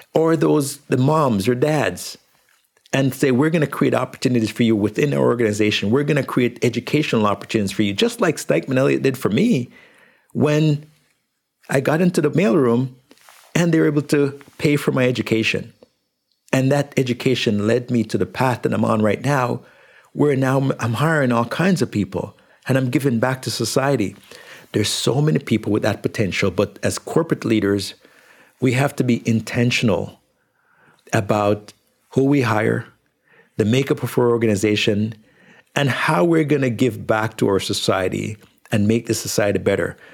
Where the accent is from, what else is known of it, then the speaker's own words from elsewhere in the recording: Jamaica; now in Canada; When I was growing up in Jamaica